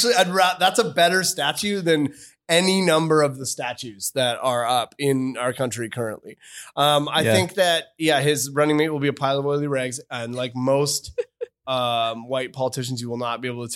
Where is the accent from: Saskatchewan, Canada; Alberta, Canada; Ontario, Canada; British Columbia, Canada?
British Columbia, Canada; Victoria; but we're both from Victoria.